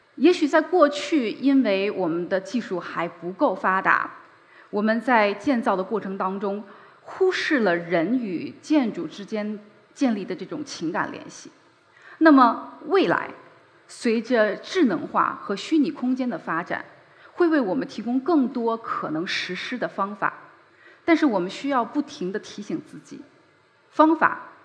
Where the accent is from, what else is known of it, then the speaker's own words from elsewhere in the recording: Beijing, China; 我是个北京人，我出生在北京，在北京长大。距离这里很近的地方就是我的母校北京四中。我在那里度过了非常珍贵的高中时光